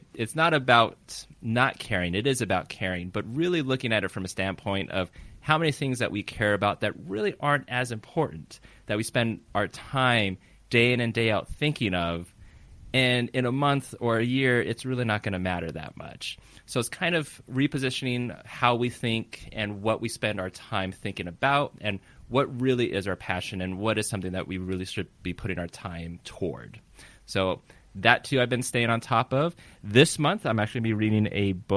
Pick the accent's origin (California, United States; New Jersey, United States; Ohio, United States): California, United States; I'm from California